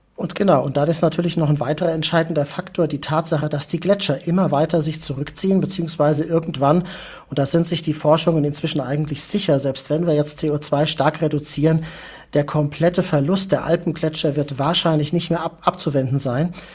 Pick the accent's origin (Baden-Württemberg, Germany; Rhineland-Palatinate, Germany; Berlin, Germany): Rhineland-Palatinate, Germany; Mainz; Ich komme ja aus Mainz, äh, bin da auch aufgewachsen